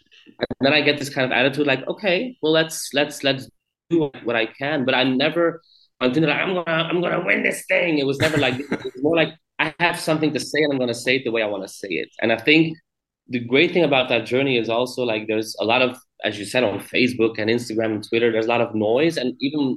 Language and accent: English; Belgium; here in my home country